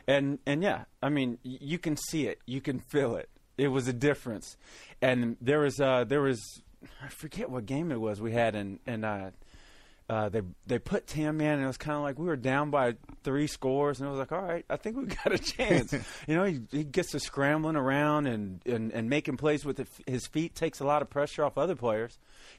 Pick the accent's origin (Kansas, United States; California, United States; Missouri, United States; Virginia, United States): Missouri, United States; I grew up in Missouri.